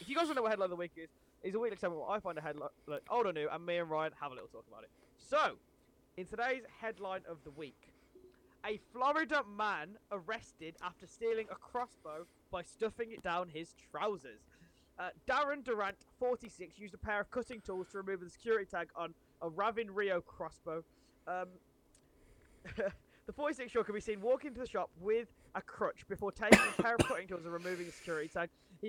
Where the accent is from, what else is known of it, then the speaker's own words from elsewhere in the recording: Birmingham, West Midlands, United Kingdom; I'm from Birmingham.